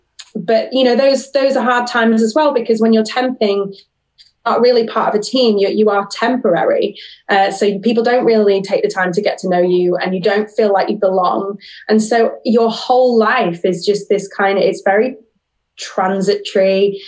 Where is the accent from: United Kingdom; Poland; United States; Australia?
United Kingdom; Sheffield, Yorkshire and the Humber; I grew up in Sheffield, I did a drama degree in Manchester, so I was there for 3 years